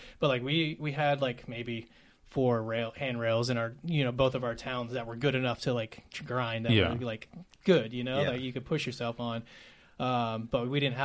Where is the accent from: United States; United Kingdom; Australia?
United States; Decatur, Alabama; moved away as an adult; now in Nashville, United States; I was born and raised in Alabama.